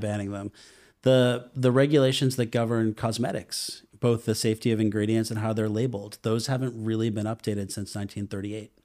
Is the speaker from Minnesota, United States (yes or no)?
no; Boston, Massachusetts, United States; moved away; also born or lived in Hudson Valley / Austin; I Grew up in the Boston area.